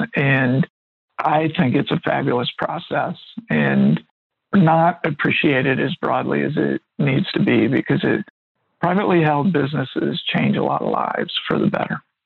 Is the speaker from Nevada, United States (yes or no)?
no; Middletown, Ohio, United States; I grew up in Middletown, Ohio